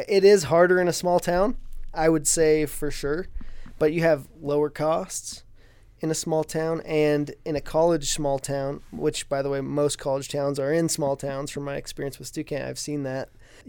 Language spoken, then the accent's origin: English; Ridgefield, Washington, United States; I grew up in Ridgefield, Washington, a small town just north of Portland, Oregon, a little ways.